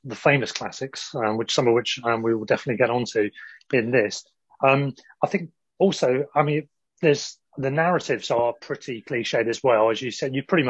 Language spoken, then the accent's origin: English; England, United Kingdom; even us growing up in England